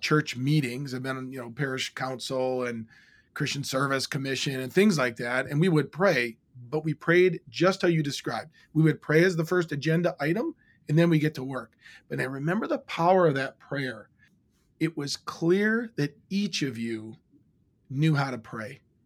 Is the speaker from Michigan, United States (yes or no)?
yes; Iron Mountain, Michigan, United States; moved away; growing up in my hometown, which I've since moved back to in Iron Mountain, Michigan